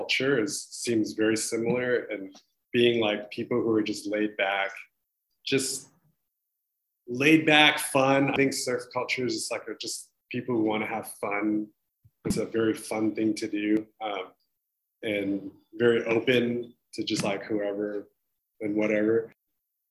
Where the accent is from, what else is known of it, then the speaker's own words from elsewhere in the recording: California, United States; moved away as an adult; also born or lived in Hawaii; now in Taiwan; I grew up in California. I grew up by the ocean